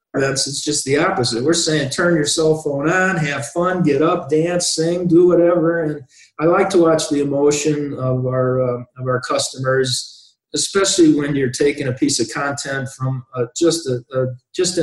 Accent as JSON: {"language": "English", "town": "Wilmington", "region": "Illinois", "country": "United States", "tie": "born or raised there", "said": "that little town that I grew up in Wilmington, Illinois"}